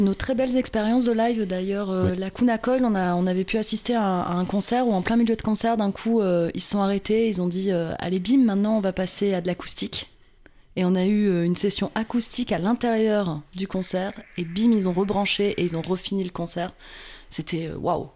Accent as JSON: {"language": "French", "area": "Verneuil and Vernouillet, Yvelines", "region": "Île-de-France", "country": "France", "said": "on vient tous de Verneuil et Vernouillet dans les Yvelines"}